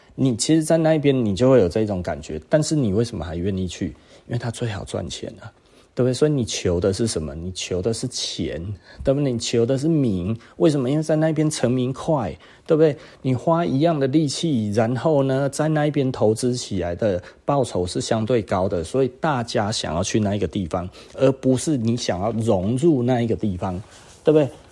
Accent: Taiwan; 其实我就是台湾人

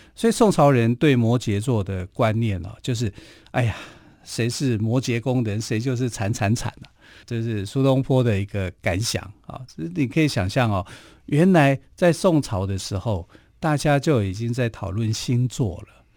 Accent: Taiwan; 我们台湾话

